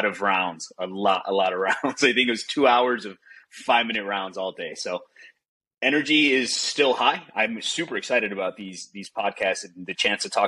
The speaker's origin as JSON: {"language": "English", "town": "Chicago", "region": "Illinois", "country": "United States", "tie": "born or raised there", "also_born_or_lived": "Arizona", "moved": "as an adult", "said": "Grew up in Chicago, had a great time growing up in Chicago"}